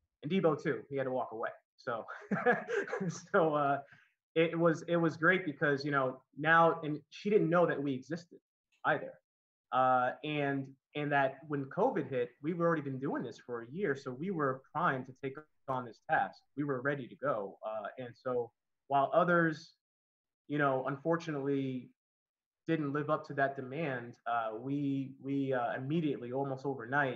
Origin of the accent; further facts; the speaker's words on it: Connecticut, United States; moved away as an adult; also born or lived in Miami / Old San Juan, Puerto Rico; now in Los Angeles, United States; I'm originally from Connecticut, and I moved to Miami. I've been there almost 11 years